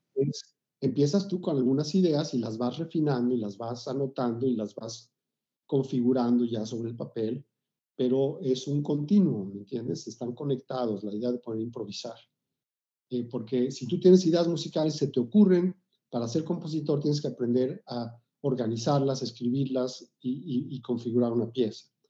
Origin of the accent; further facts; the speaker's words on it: Mexico City, Mexico; yo nací en la Ciudad de México en, en los 50, en 1956. Nací en el seno de una familia de origen judío. Y inicialmente crecí en la colonia Narvarte, luego en la colonia del Valle